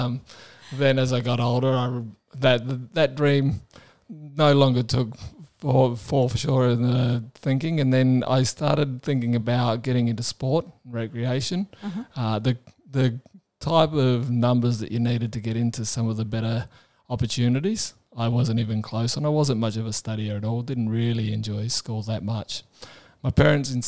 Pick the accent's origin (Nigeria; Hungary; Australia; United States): Australia; Adelaide, South Australia; I was growing up in Adelaide